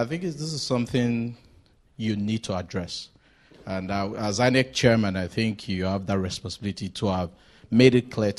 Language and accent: English; Nigeria; I'm a Nigerian